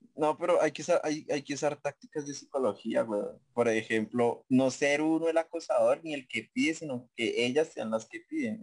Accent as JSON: {"language": "Spanish", "country": "Colombia", "said": "Como todos buenos colombianos"}